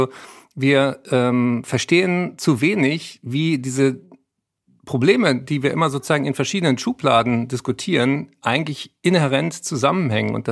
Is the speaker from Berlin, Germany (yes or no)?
yes; Berlin, Germany; Ich bin aber nächste Woche in Berlin. Da dürft ihr alle kommen. In Tempodrom, meine Heimatstadt